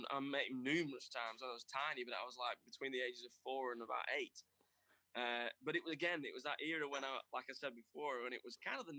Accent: United Kingdom; I think everybody wants to have worked, especially being British, you want to have worked with Barry Sheen at some point.

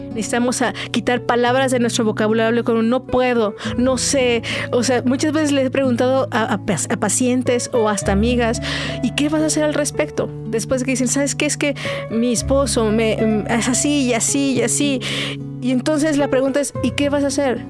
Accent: Mexico

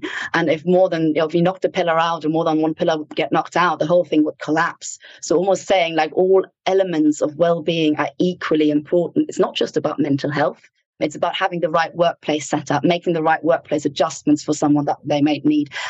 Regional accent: Ireland; accent: Irish; And even my accent changes when I'm back in Ireland. I get a little bit of an Irish twang, which I absolutely love.

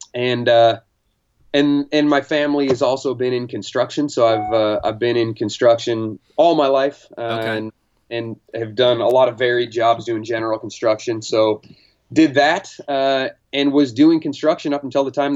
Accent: Marysville, Washington, United States; also born or lived in Redlands, California / Whidbey Island, Washington; I think I was 2 years old when we moved to Washington State, and they moved us to Whidbey Island, where I grew up for till I was about eight. And then after that, they moved to the mainland and grew up in Marysville, Washington for, till I was about 17, 18

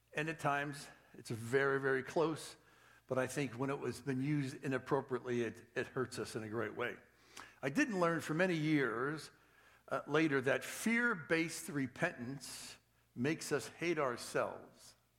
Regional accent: East Coast, United States; moved away; I was born and raised on the East Coast.

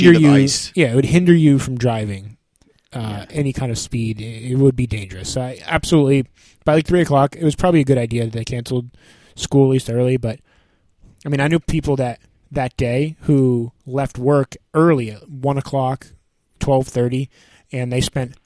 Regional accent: Vermont, United States; moved away; I grew up in Vermont because I lived in snow 7 months out of the year.

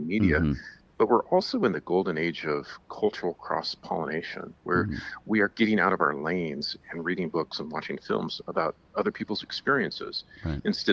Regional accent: Ashland, Oregon, United States; I grew up in Ashland, Oregon, which is a theater town.

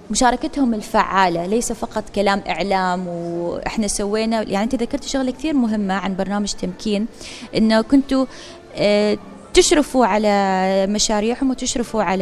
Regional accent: Oman; منذ بداية الحراك الشبابي اللي صار عندنا في سلطنة عمان

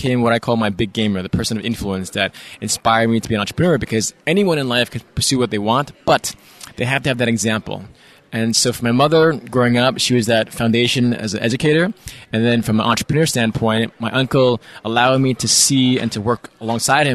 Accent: New York City, New York, United States; Born and raised in New York City

